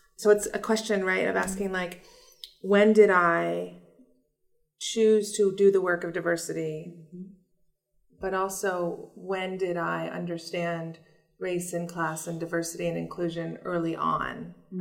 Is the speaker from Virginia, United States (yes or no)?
yes; Virginia, United States; moved away; I was raised in Virginia